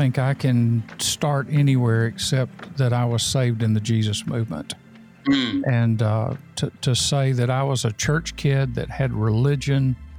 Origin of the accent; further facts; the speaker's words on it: Mississippi, United States; now in Albany, Georgia, United States; came to my hometown in Mississippi.